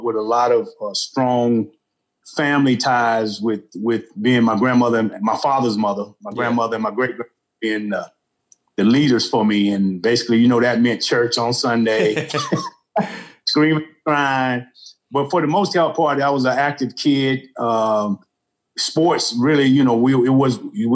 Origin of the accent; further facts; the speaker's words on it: Albany, Georgia, United States; moved away as an adult; I grew up in the South, down in the South, a little town called Albany, Georgia, famous for the birthplace of Ray Charles